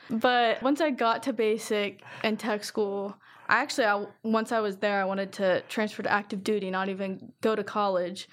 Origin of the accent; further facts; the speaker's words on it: Circleville, Ohio, United States; I'm from Circleville started school in 2019